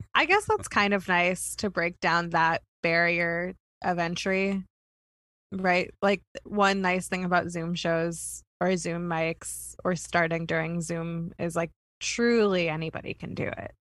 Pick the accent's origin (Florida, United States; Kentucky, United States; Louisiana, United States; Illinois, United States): Kentucky, United States; none of the schools in my in my hometown had a pool.